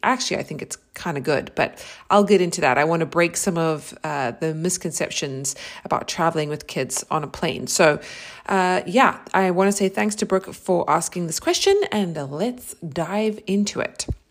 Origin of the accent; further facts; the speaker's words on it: South Africa; moved away as an adult; also born or lived in New York, United States; now in Austin, United States; I am originally from South Africa. I lived there for twenty-six years. So all of my formative years